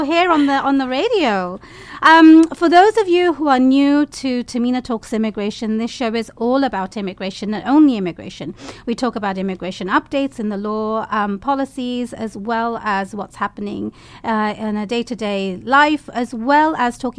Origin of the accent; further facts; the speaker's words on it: London, United Kingdom; moved away; I grew up near Finsbury Park